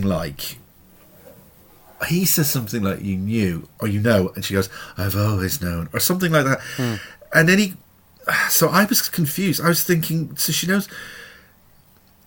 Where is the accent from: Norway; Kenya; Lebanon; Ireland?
Ireland; being Irish